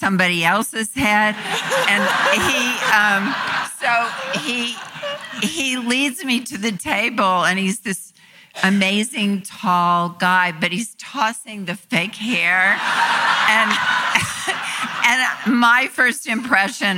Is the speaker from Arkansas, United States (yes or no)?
yes; North Little Rock, Arkansas, United States; moved away; North Little Rock, where I grew up in Arkansas.